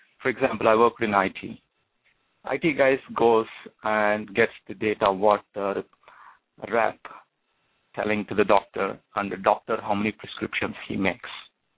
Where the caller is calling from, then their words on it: New Jersey, United States; I'm calling from New Jersey.